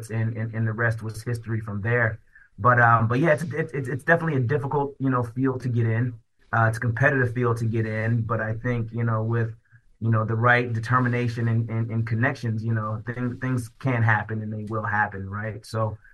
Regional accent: Daytona Beach, Florida, United States; As a Black kid growing up in Daytona Beach, Florida

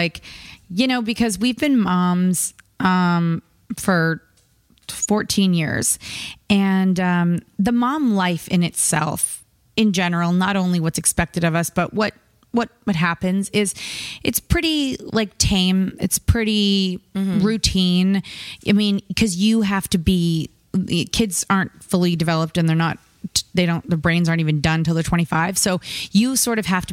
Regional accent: Canada; we're Canadian

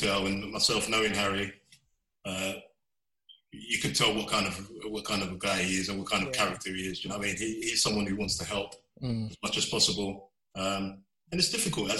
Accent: London, United Kingdom; I grew up in Bow in East London

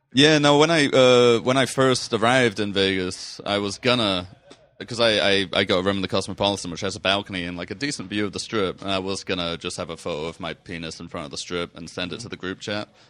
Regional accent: England, United Kingdom; now in United States; I'm from England. We have none of this kind of nature there.

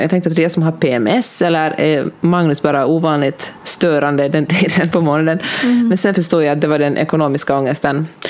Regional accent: Helsinki, Uusimaa, Finland; accent: Finland Swedish; first language Swedish; moved away as an adult; also born or lived in Germany / Netherlands / Argentina; now in Los Angeles, United States; jag växte upp i, i Helsingfors

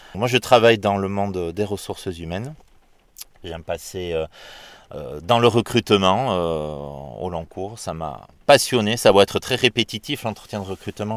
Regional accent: Dax, Nouvelle-Aquitaine, France; now in Bordeaux, France; moi je suis né pas très loin d'ici, à Dax.

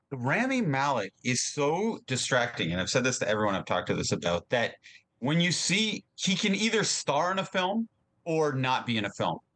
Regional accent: Hamilton, Ontario, Canada; we're from Hamilton

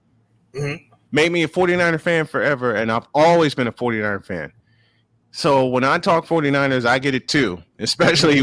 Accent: Chicago, Illinois, United States; moved away; I grew up in Chicago

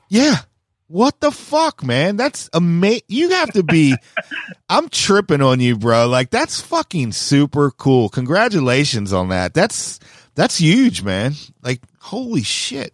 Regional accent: Maryland, United States; also born or lived in San Diego, California; I call myself the, the home of Maryland skateboarding

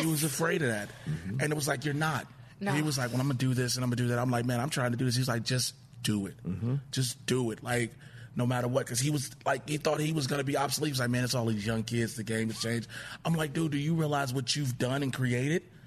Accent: Chicago, Illinois, United States; Born and raised south side of Chicago

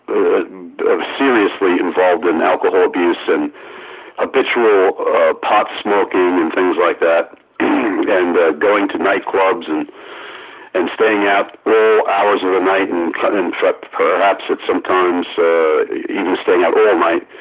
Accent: Amityville, New York, United States; born or raised there

